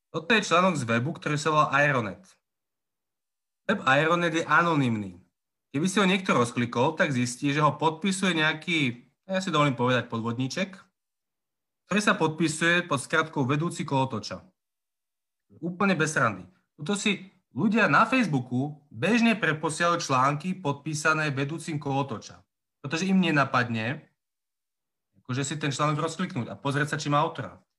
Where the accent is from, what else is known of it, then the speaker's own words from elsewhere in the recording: Považská Bystrica, Trenčín Region, Slovakia; also born or lived in Prague / Trnávka, Bratislava; now in Bratislava, Slovakia; pochádzam pôvodne z Považskej Bystrice a značnú časť života som strávil v Prahe. A skončil som na Trnávke